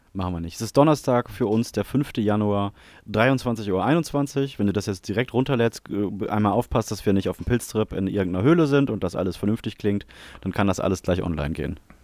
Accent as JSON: {"language": "German", "country": "Germany", "said": "ich bin ja selber Deutscher"}